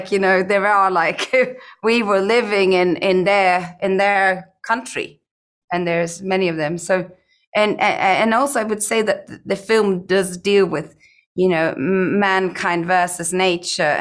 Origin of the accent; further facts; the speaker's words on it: Iceland; growing up in Iceland and growing up on a farm